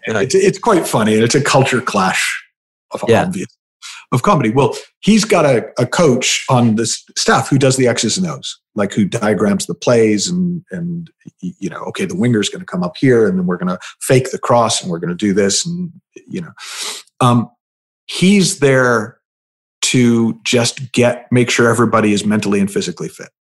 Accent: United States; also born or lived in United Kingdom; I'm the American

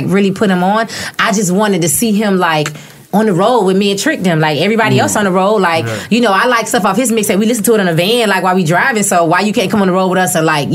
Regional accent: Miami, Florida, United States; I'm from Liberty City

